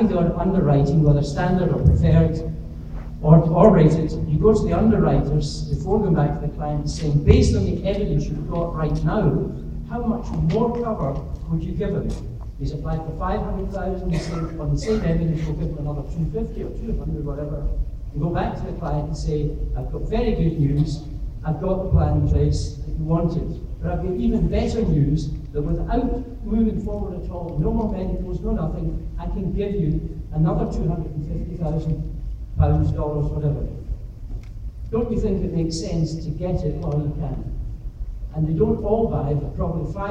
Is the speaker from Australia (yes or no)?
no; Scotland, United Kingdom; from Scotland and UK. So in case you're wondering, this is my accent.